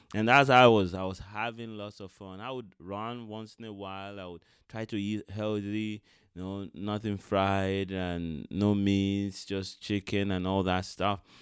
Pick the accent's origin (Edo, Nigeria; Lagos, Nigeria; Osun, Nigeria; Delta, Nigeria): Edo, Nigeria; Benin City; I was born in Benin City, Nigeria